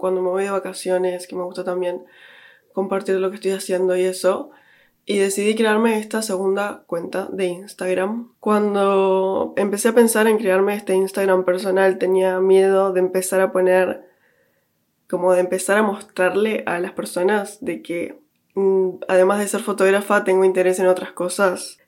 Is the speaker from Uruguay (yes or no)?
yes; Uruguay; moved away as an adult; now in London, United Kingdom; creciendo en Uruguay